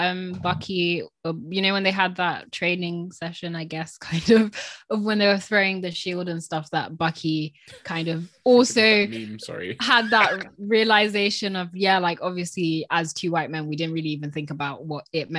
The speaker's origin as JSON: {"language": "English", "country": "United Kingdom", "said": "I think that that's what resonated with me a bit as a British person, of kind of, like, I am contributing to this country"}